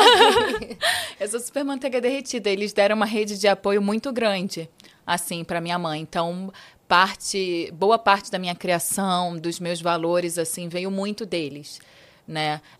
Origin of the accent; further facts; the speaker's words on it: Rio de Janeiro, Brazil; moved away as an adult; also born or lived in China; Eu sou carioca da Gemíssima. É, e eu falo isso com muito orgulho, assim. É, nasci na Lapa, literalmente ali no, no berço da boemia carioca.